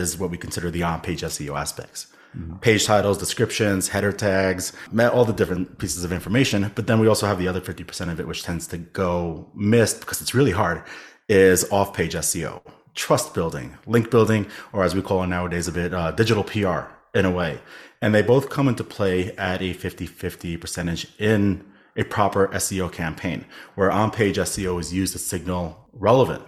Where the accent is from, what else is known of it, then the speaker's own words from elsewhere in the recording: New York City, New York, United States; I am born and raised in New York City.